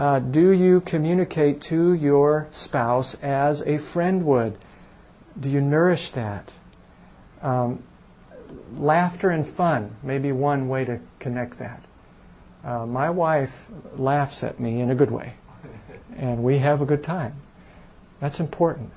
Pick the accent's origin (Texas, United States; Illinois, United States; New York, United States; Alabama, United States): Illinois, United States; Chicago; moved away; I'm from Chicago